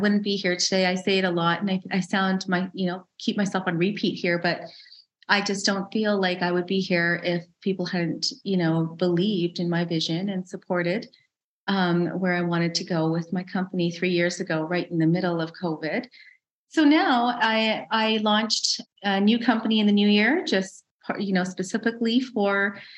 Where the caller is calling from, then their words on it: Calgary, Alberta, Canada; I'm in Canada. I'm in Calgary, Alberta, the lovely west of Canada.